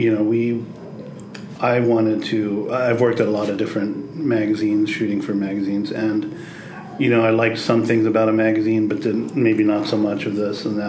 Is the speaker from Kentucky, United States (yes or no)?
no; Cincinnati, Ohio, United States; moved away as an adult; also born or lived in New York; I'm from here. I grew up on the West Side